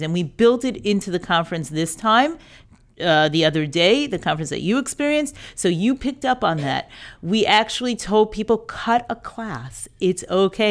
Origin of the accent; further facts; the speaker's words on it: New York, United States; moved away as an adult; also born or lived in Birmingham, Alabama; I grew up in New York, schooled in New York.